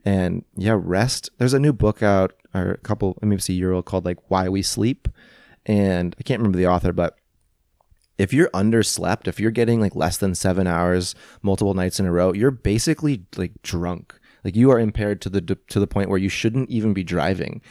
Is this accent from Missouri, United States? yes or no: yes; St. Louis, Missouri, United States; moved away; growing up in Saint Louis, I didn't have parents who were actors and models